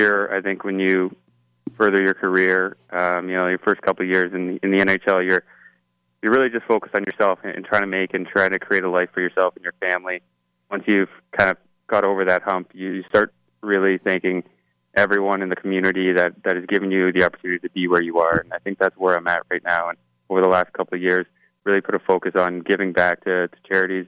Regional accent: Toronto, Ontario, Canada; growing up in Toronto, for me and my older brothers, it was always hockey, lacrosse

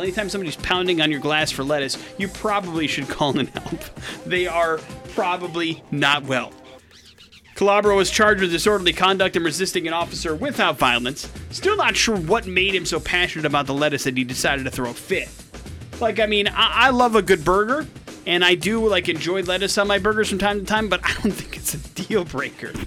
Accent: Wisconsin, United States; I grew up in Wisconsin, right? And uh, America's Dairyland

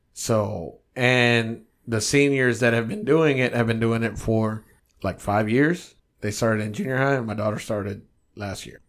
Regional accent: United States; I'm American

